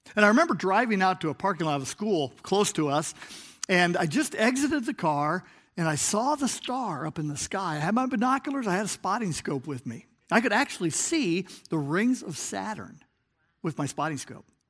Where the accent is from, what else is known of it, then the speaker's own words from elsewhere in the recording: Chicago, Illinois, United States; I was from Chicagoland